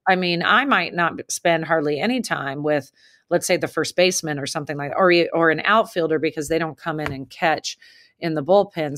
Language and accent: English; the West, United States; moved away as an adult; also born or lived in Massachusetts; now in Lexington, United States; I was coming from the West, real chill